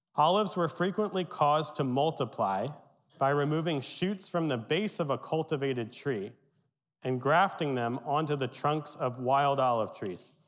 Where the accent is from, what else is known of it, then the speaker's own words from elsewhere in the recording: Berks County, Pennsylvania, United States; My Pennsylvania Dutch heritage, I grew up in Berks County